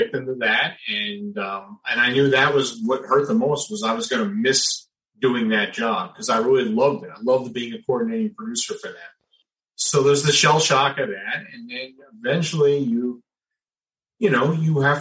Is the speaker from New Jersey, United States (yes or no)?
yes; New Jersey, United States; moved away; I'm from originally from South Jersey